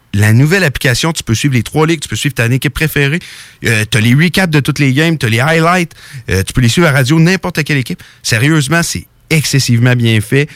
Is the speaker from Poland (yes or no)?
no; Canada; je suis Canadien, je suis fier d'être Canadien.